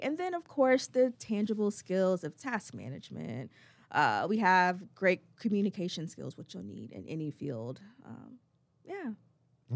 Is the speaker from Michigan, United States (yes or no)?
no; Chesapeake, Virginia, United States; moved away as an adult; also born or lived in Bronx, New York / North Carolina; now in Greensboro, United States; originally from the Bronx, New York, but I grew up in Chesapeake, Virginia